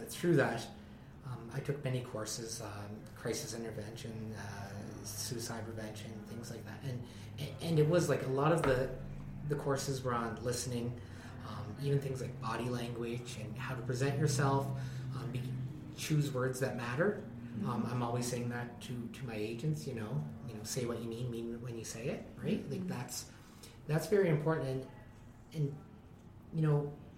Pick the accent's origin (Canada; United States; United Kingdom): Canada; East Coast; now in Hinton, Canada; I'm from the East Coast